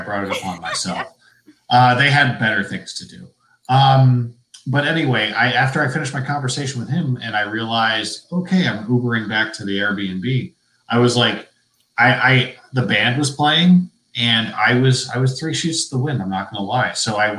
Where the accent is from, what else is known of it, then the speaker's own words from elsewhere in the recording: Ohio, United States; now in New England, United States; I live in New England, but I was born in Ohio. So look, disclaimer, I'm a Midwesterner who lives in New England.